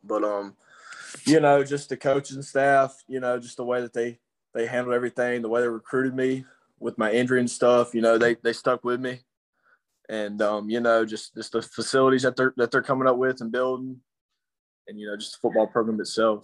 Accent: Clinton, Mississippi, United States; now in Denham Springs, United States; I'm from Clinton, Mississippi. I was born and raised okay. some of my life there, and I moved here

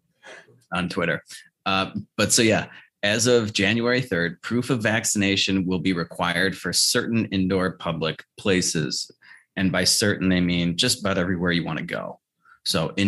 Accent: Chicago, Illinois, United States; my hometown of Chicago

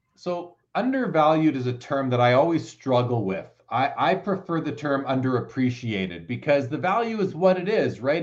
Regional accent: Canada; I'm a Canadian

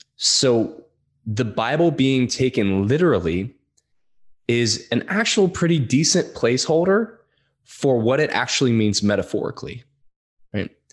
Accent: Louisiana, United States; I'm from Louisiana

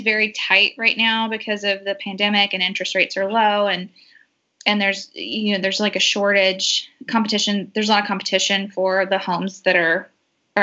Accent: Georgia, United States; my hometown's about an hour and a half outside of Atlanta and my parents are there.

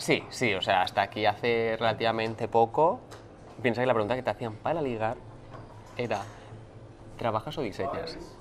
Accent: Barcelona, Catalonia, Spain; soy de Barcelona

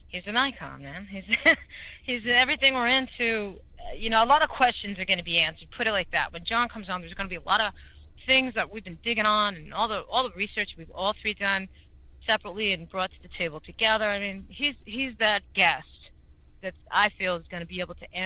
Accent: New Jersey, United States; I grew up in Jersey, so I know cows

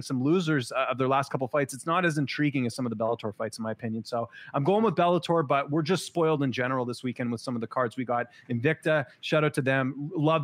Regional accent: Canada; I'm from Canada

